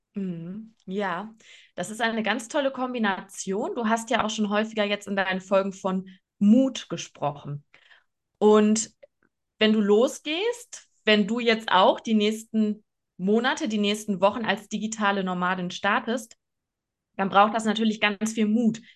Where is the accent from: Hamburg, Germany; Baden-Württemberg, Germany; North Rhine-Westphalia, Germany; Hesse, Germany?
North Rhine-Westphalia, Germany; Oer-Erkenschwick; moved away as an adult; ich bin in Ohrerkenschwick aufgewachsen. Luisa und ich waren beide dort auf dem ähm, Gymnasium